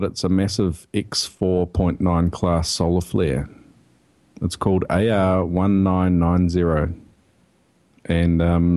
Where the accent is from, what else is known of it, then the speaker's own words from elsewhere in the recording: New Zealand; I'm a Kiwi.